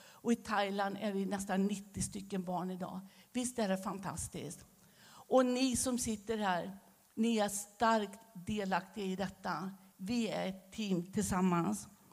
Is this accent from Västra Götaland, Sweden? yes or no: yes; Västergötland, Västra Götaland, Sweden; accent: västgötska; moved away as an adult; also born or lived in Romania; now in Staffanstorp, Sweden; Men jag behåller min västgötska